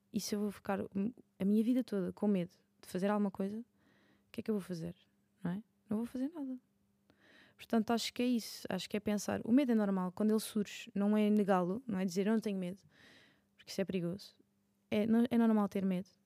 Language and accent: Portuguese; Madeira, Portugal; eu sou da Madeira